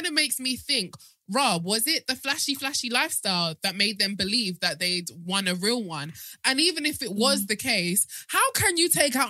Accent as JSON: {"language": "English", "country": "Nigeria", "said": "I'm speaking as a Nigerian woman."}